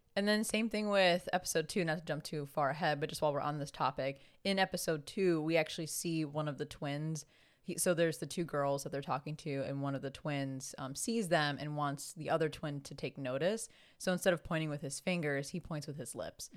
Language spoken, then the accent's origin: English; Chicago, Illinois, United States; accent: thick Chicago; I very much have a thick Chicago accent